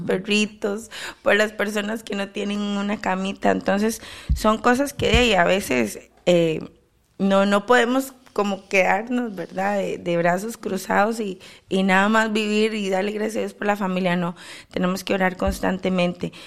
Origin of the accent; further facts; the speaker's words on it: Costa Rica; como costarricenses que somos